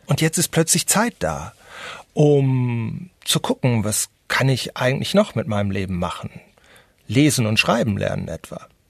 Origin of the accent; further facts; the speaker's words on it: North Rhine-Westphalia, Germany; now in Madrid, Spain; habe ich als Westfale